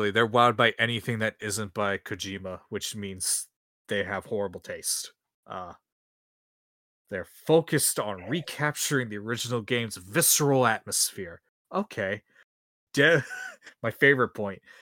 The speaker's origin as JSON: {"language": "English", "region": "Massachusetts", "country": "United States", "said": "I'm from Massachusetts."}